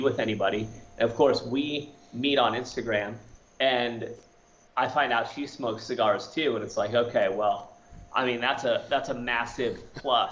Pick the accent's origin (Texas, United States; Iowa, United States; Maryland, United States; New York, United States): Iowa, United States; I'm a Midwest boy. I born and raised in Iowa.